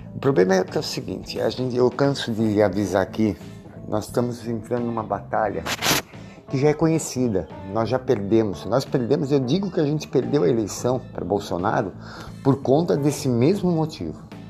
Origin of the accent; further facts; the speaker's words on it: Brazil; eu, que eu sou brasileiro